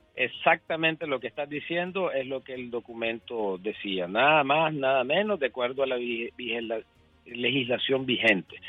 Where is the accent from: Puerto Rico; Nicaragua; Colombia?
Nicaragua; moved away as an adult; now in United States; yo soy nicaragüense, sido nicaragüense y seré nicaragüense